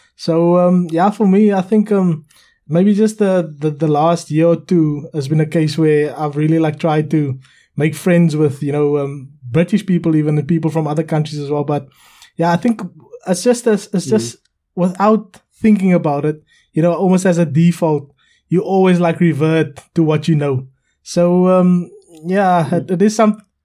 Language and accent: English; South Africa; now in United Kingdom